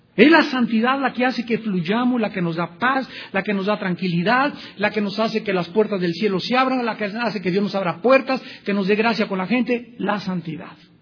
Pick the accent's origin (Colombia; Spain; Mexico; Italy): Mexico